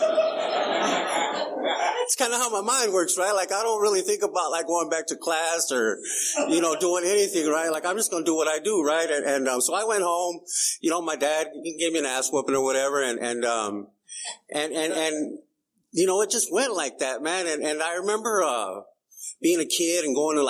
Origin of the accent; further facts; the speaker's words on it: Calipatria, California, United States; also born or lived in Brawley, California; now in San Diego, United States; we moved from Brawley to Calipat. I was like 6 years old